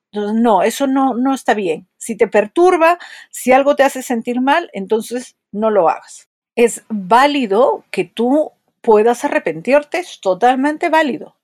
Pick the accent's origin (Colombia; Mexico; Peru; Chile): Peru; soy psicóloga, soy de Perú